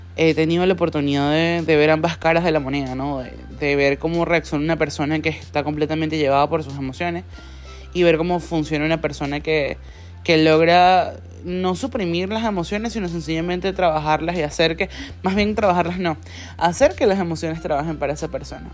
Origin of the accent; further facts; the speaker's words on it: Venezuela; moved away; soy de Venezuela